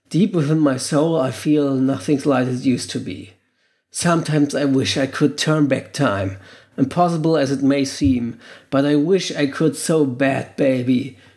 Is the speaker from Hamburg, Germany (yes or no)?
yes; Hamburg, Germany; Aus Hamburg. oh, Heimat. Hamburg, meine Perle, die beste Stadt der Welt und des Nordens überhaupt und sowieso von ganz Deutschland von der Welt.